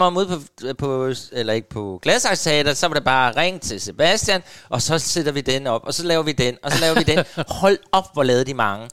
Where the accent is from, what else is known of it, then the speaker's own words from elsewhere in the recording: Hårby, Southern Denmark, Denmark; moved away; jeg kommer jo faktisk nede fra Hårby, Assens